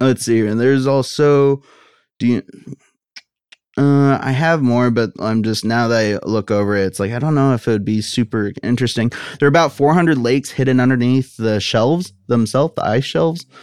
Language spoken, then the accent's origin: English; United States; I'm an American.